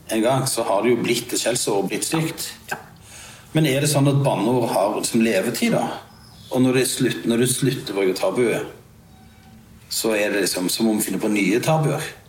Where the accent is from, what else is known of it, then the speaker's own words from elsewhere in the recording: Sandnes, Rogaland, Norway; jeg er jo fra Sandnes